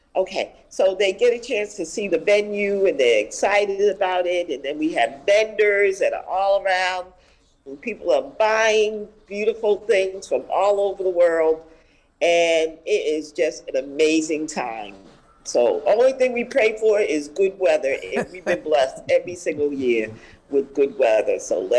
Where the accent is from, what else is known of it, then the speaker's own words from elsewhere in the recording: Boston, Massachusetts, United States; Okay, so I'm born and raised in Roxbury